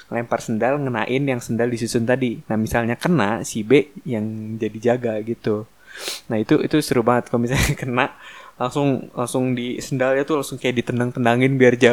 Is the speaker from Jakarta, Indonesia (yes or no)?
yes; Jakarta, Indonesia; tapi gue dari kecil sampai sekarang tetap di Jakarta gitu gue nggak pernah nggak pernah apa namanya pindah-pindah ke luar kota gitu ya paling Depok gue udah apa pinggiran Depok pokoknya Jakarta Depok